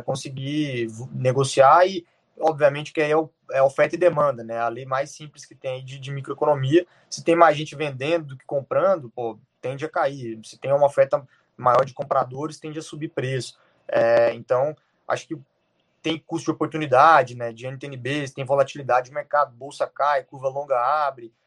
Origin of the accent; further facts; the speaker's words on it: Goiânia, Goiás, Brazil; eu sou goiano também